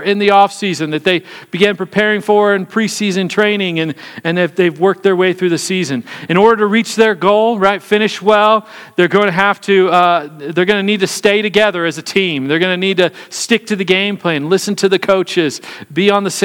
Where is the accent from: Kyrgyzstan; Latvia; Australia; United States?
United States; Kansas City; I was born and raised in Kansas City